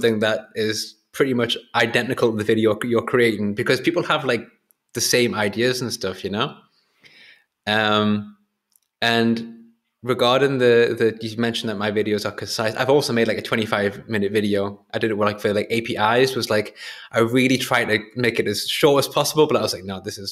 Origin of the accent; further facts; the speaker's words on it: Whitley Bay, North East England, United Kingdom; my hometown, which is Whitley Bay near Newcastle